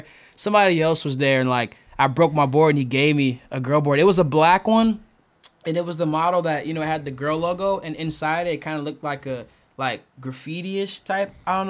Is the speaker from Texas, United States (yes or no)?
no; Glendale, Arizona, United States; born there; also born or lived in Macon, Georgia / Tucson / Phoenix; Yeah, so I was born in Glendale, Arizona.